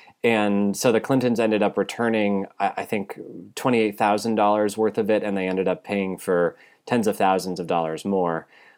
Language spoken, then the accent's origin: English; United States; I, as an American